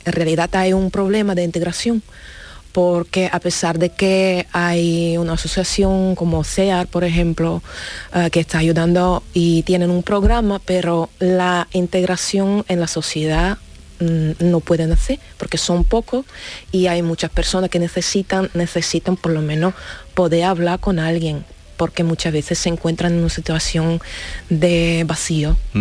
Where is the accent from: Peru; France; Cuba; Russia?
Russia; Spanish is a second language; now in Spain; soy rusa